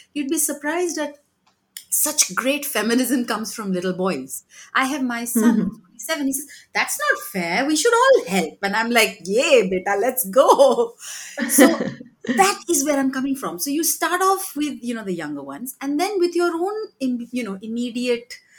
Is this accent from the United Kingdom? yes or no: no; Mumbai, Maharashtra, India; I grew up in Mumbai